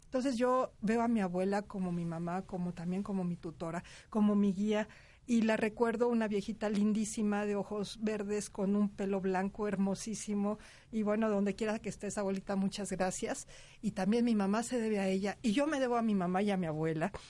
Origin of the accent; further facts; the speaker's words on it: Mexico; como mexicanos